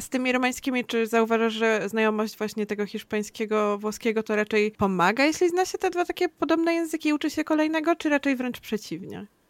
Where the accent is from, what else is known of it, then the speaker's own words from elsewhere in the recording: Masovian Voivodeship, Poland; Ja jestem z Mazowsza